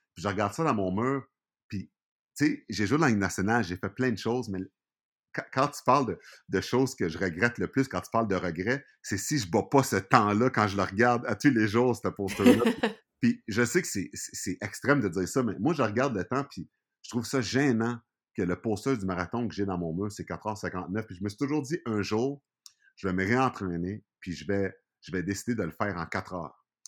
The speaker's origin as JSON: {"language": "French", "town": "Montreal", "region": "Quebec", "country": "Canada", "tie": "born or raised there", "lives_now": "Saint-Hubert, Canada", "said": "je suis né à Montréal, quand tu grandis dans un environnement que le Canadien est roi et maître"}